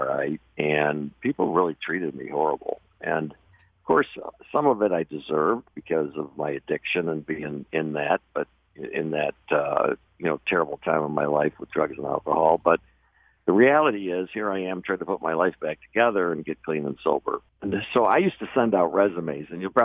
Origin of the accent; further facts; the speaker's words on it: Michigan, United States; moved away; I grew up in Michigan, pretty normal family